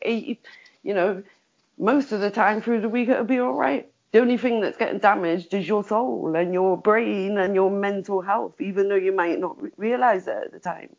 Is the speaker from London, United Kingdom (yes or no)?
no; Liverpool, North West England, United Kingdom; I'm a Scouser.